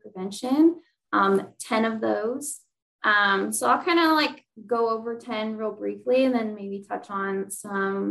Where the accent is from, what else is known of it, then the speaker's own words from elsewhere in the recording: St. Louis, Missouri, United States; moved away as an adult; also born or lived in Indiana; now in Indianapolis, United States; I'm from St. Louis, Missouri, but I went to college at Ball State